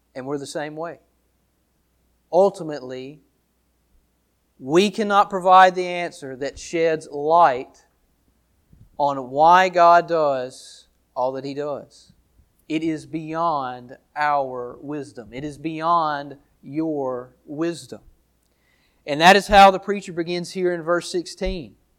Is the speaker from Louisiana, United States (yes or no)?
yes; Downsville, Louisiana, United States; also born or lived in Monroe, Louisiana; I was born in Monroe, Louisi-, Louisiana, raised in Downsville, Louisiana